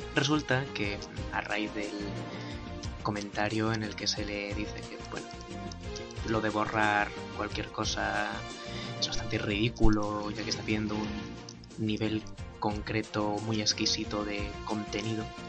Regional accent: Basque Country, Spain; Soy vasco. Somos gente nacida para esto.

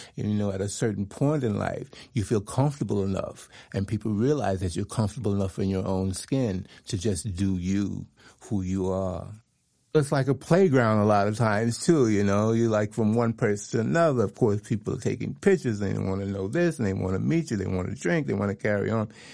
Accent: Alabama, United States; moved away; also born or lived in New York / Ibiza; I'm originally from Alabama, so you can imagine a boy from Alabama coming to the, Europe

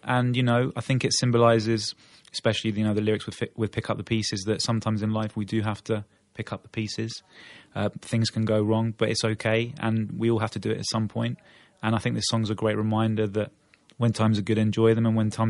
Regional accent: England, United Kingdom; why are you talking to me in Spanish? I'm English. I'm talking to you in Portuguese.

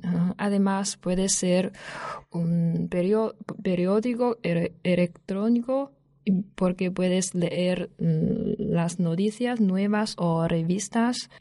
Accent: northern China, China; Spanish is a second language; moved away as an adult; now in Alcalá de Henares, Spain; soy del norte de China

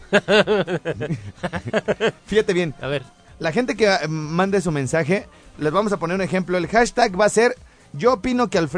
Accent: Michoacán, Mexico; Un saludo a mi pueblo hermoso, Maya Michoacán.

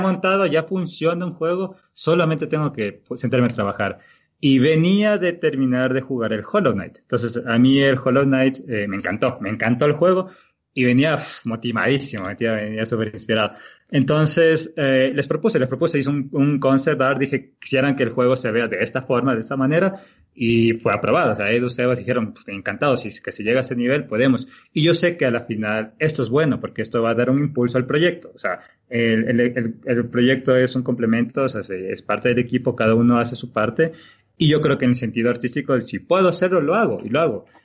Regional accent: Galápagos, Ecuador; now in Quito, Ecuador; yo soy de Galápagos, Ecuador

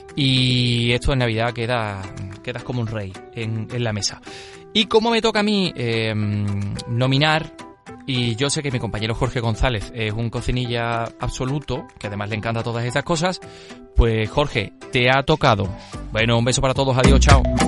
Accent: La Carolina, Andalusia, Spain; una receta de la Carolina, de mi pueblo

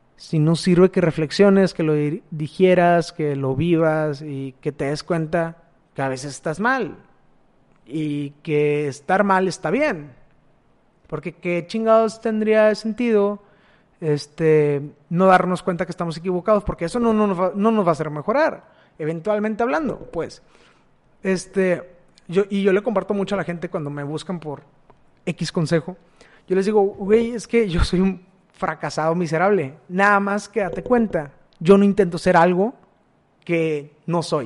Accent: Matamoros, Tamaulipas, Mexico; moved away as an adult; also born or lived in El Salto, Durango; now in Monterrey, Mexico; yo soy nacido en Matamoros, Tamaulipas y que ahí viví 18 años

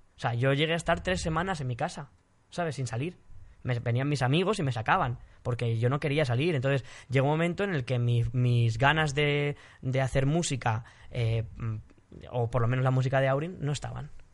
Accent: Spain; soy español

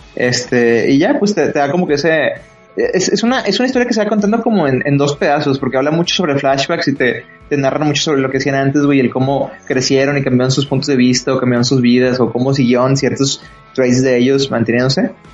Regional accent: Mexico; yo como, como niño mexicano

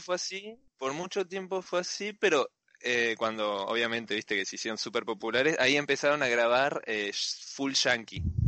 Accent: Bahía Blanca, Buenos Aires Province, Argentina; soy de acá de Bahía Blanca

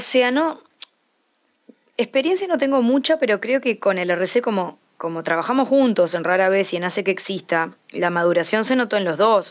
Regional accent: Montevideo, Uruguay; de Montevideo, Uruguay

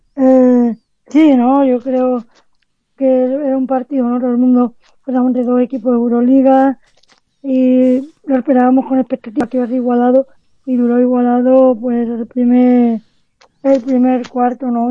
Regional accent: Spain; somos más entrenadores españoles

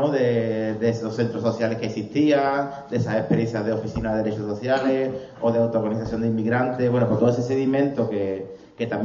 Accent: Málaga, Andalusia, Spain; soy de Málaga

